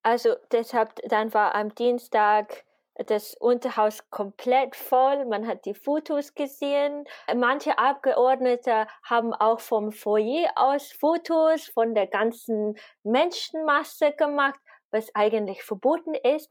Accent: United Kingdom; moved away as an adult; now in Vienna, Austria; Und ich bin gebürtige Britin. Ich wohne seit zehn Jahren, über zehn Jahren in Wien jetzt.

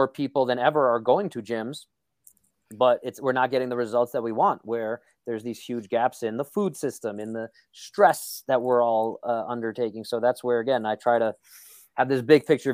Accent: New York City, New York, United States; moved away; I'm from Brooklyn. So, you know, we're just very negative, cynical people, as I've been told, especially as I've moved away from New York. People are like, why are you so cynical? Like, I'm how I grew up. I'm a New Yorker

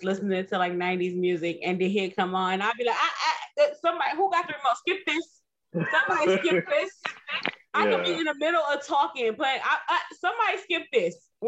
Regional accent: Cleveland, Ohio, United States; we are from Cleveland

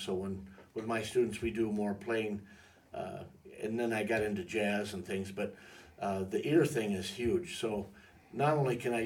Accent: Michigan, United States; also born or lived in Columbus, Ohio; I was born in Columbus, Ohio. We moved to Michigan when I was young

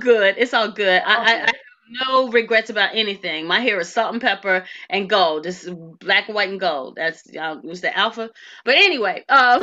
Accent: Philadelphia, Pennsylvania, United States; moved away as an adult; also born or lived in Tallahassee, Florida (FAMU); I'm the chick from Philly

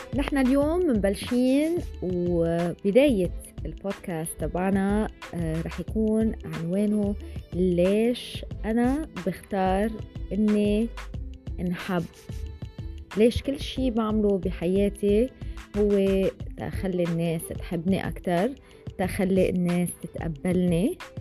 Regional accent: Lebanon; أنا من لبنان

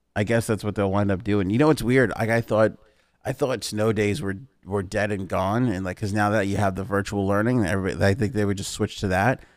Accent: New York, United States; we grew up in New York

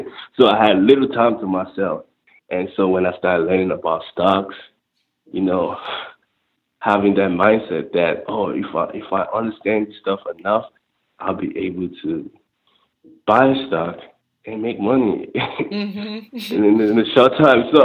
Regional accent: Nigeria; moved away; growing up in Nigeria, third world country

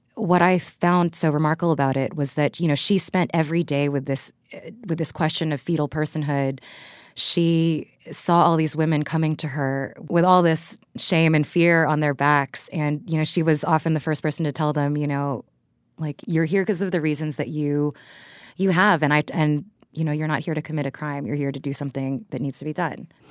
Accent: Texas, United States; I was raised in Texas

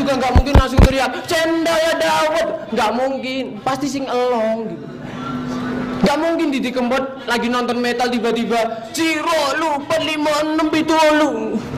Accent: Java, Indonesia; moved away as an adult; now in Jakarta, Indonesia; saya ini dari Jawa

